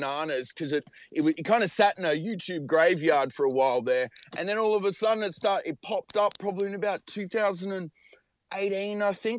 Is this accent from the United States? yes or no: no; Australia; we're obviously Australian